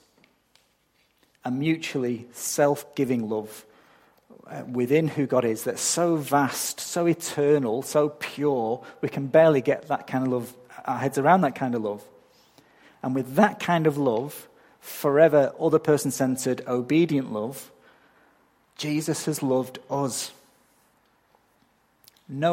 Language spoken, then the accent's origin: English; England, United Kingdom; moved away as an adult; now in Australia; I'm not from round here. I'm from England. And I don't think my accent has changed much since I got here 14 years ago